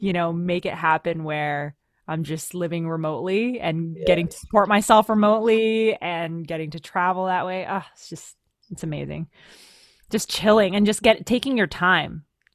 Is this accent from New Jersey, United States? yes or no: yes; New Jersey, United States; I'm from Jersey.